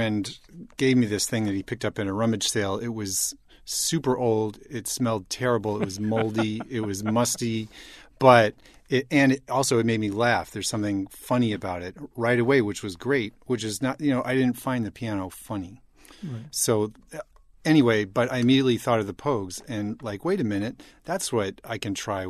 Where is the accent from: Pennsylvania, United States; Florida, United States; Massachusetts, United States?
Massachusetts, United States; Boston; I grew up in Boston